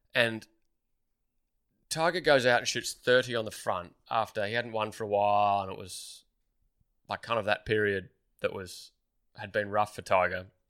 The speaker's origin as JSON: {"language": "English", "town": "Melbourne", "region": "Victoria", "country": "Australia", "tie": "born or raised there", "said": "growing up in Melbourne"}